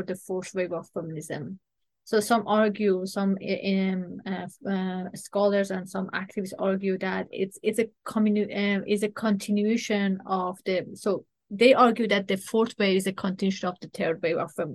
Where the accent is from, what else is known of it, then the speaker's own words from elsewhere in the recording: Iran; now in Canada; I am originally from Iran. And as an Iranian Canadian woman